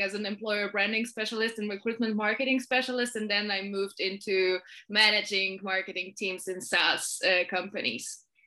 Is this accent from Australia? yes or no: no; Poland; I'm from Poland. I currently live in Warsaw